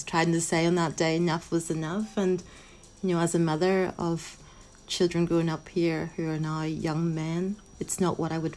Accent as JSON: {"language": "English", "town": "Belfast", "region": "Northern Ireland", "country": "United Kingdom", "tie": "born or raised there", "said": "I was born in Belfast. I use the term made in Belfast. So I see Northern Ireland very much as my home."}